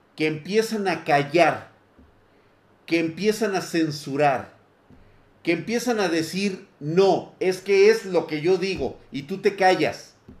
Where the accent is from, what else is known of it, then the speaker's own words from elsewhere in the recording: Mexico; estamos como sociedad mexicana